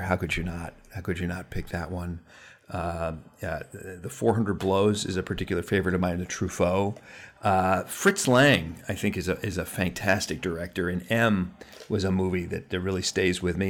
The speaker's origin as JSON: {"language": "English", "town": "New York City", "region": "New York", "country": "United States", "tie": "born or raised there", "said": "I grew up in Manhattan"}